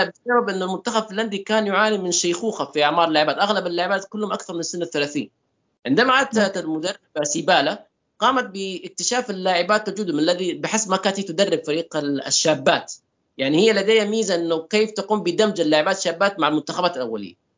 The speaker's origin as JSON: {"language": "Arabic", "country": "Saudi Arabia", "said": "اني السعودي"}